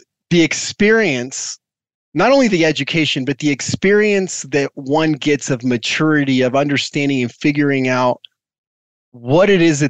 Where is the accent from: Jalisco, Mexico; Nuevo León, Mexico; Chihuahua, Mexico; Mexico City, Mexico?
Mexico City, Mexico; born there; me as a kid, I was born in Mexico because my dad was working abroad and all